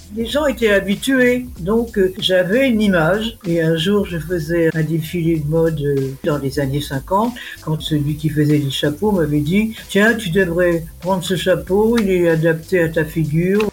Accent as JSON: {"language": "French", "area": "Lorraine", "region": "Grand Est", "country": "France", "also_born_or_lived": "Paris", "moved": "yes", "said": "Je suis Lorraine, mon père est ingénieur."}